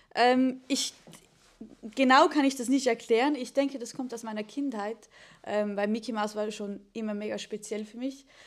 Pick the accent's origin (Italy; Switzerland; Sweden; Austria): Switzerland; ich bin äh, Schweizer Künstlerin